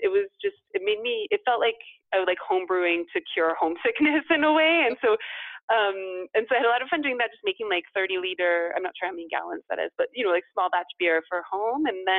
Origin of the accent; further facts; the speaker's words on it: California, United States; moved away as an adult; also born or lived in Pacific Northwest; now in Paris, France; growing up in California, but then also going to school in the Pacific Northwest, which has such a like rich craft beer culture and history. And then moving to Paris